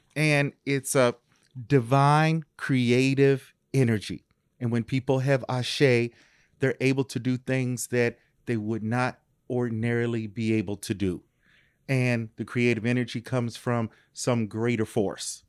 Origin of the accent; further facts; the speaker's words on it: Louisville, Kentucky, United States; I am originally from Louisville, Kentucky.